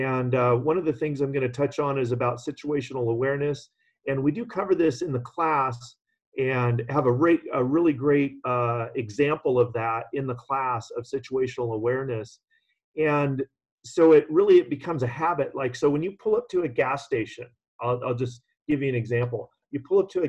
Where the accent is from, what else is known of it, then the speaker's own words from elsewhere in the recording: California, United States; living and growing up in California